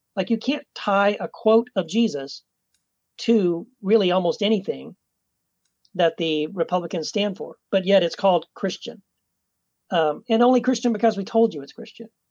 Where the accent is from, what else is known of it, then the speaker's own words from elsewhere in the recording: Texas, United States; I was born and raised in Texas